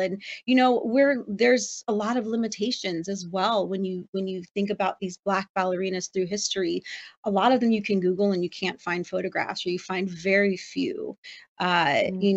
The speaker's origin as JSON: {"language": "English", "town": "Los Angeles", "region": "California", "country": "United States", "tie": "born or raised there", "said": "that's my hometown"}